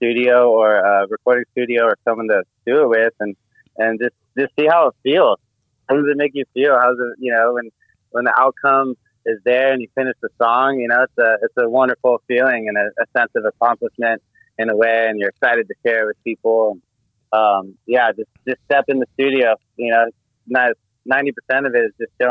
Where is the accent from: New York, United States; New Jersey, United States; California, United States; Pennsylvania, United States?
California, United States; Marin County; I'm a white boy growing up in Marin County